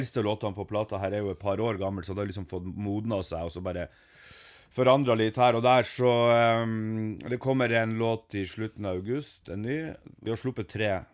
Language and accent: Norwegian; Ørnes, Nordland, Norway; moved away; jeg er jo vokst opp i Meløy